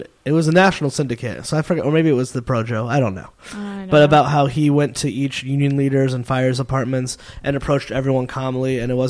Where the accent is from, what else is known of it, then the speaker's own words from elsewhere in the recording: outside New Haven, Connecticut, United States; now in Rhode Island, United States; I grew up outside New Haven